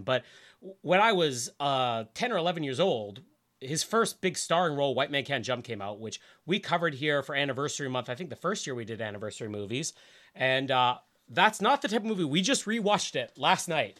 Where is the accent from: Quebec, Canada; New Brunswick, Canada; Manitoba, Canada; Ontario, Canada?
Manitoba, Canada; Winnipeg; born or raised there